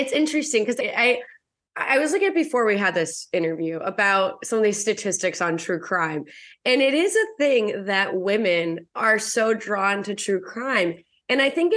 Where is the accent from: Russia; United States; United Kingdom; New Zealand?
Russia; moved away; I was born in Russia, which is different than Ukraine